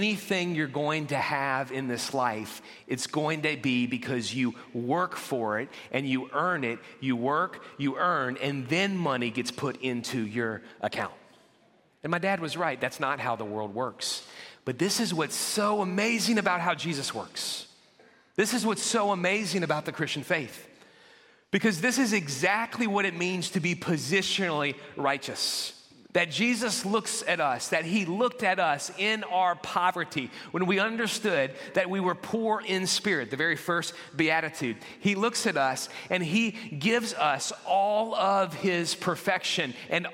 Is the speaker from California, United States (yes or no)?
no; New Orleans, Louisiana, United States; I grew up in the New Orleans area